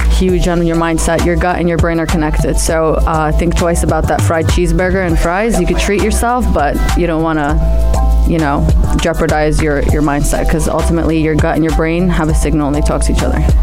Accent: New Jersey, United States; also born or lived in Amman, Jordan / Palestine; I was born in Amman, raised in the States, New Jersey.

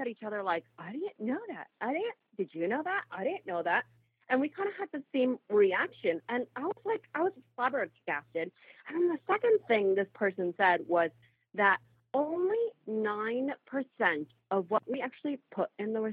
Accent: Egypt; now in Canada; I was actually born and raised in Egypt before I immigrated to Canada sometime in the 90s

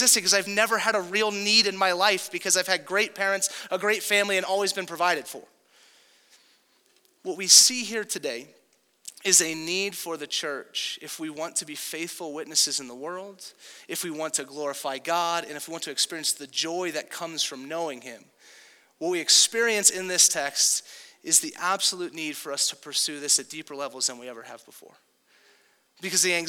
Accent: Southern California, United States; moved away; if you grew up in Southern California like me

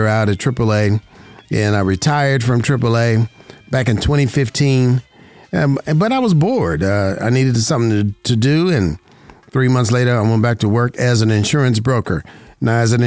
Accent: Las Vegas, Nevada, United States; born and raised in Vegas

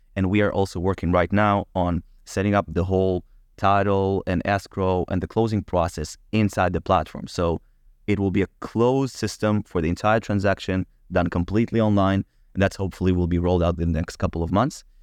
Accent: Israel; I was born in Israel, but my family came to Israel from Ukraine

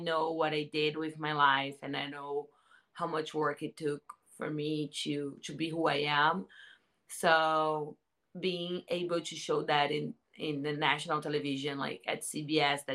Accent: Santos, São Paulo, Brazil; now in Los Angeles, United States; I am from Santos, São Paulo, in Brazil. I live in LA.

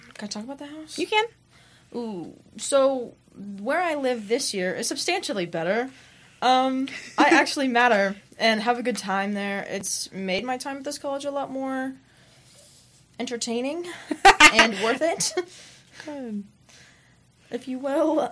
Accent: Salina, Kansas, United States; I'm from Salina, Kansas.

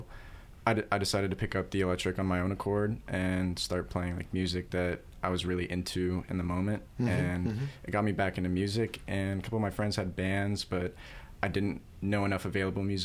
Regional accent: Kansas City, Missouri, United States; moved away as an adult; now in Columbia, United States; I grew up in Kansas City

